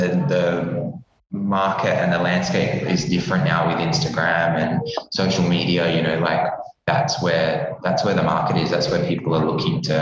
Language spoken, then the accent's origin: English; Perth, Western Australia, Australia; moved away as an adult; also born or lived in Darwin / Sydney; now in Melbourne, Australia; I was going to go back home to Perth because I'm from Perth originally.